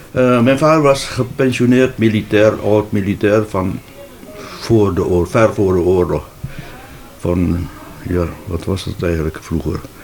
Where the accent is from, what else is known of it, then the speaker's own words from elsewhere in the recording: Borong, East Java, Indonesia; moved away as an adult; now in Netherlands; Ik ben daar dus niet geboren, maar in Borong. En daar heb ik mijn, ja, mijn hele jeugd doorgebracht.